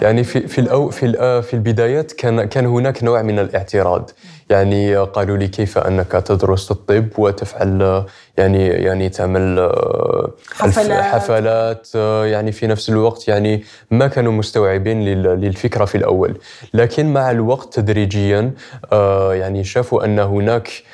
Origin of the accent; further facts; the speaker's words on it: Algeria; أنا كجزائري